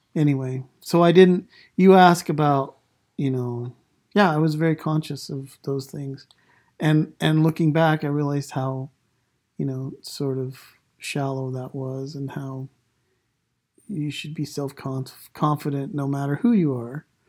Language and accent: English; Idaho, United States; also born or lived in Island Park, Idaho / Taylor, Idaho / Shelley, Idaho; I grew up in Idaho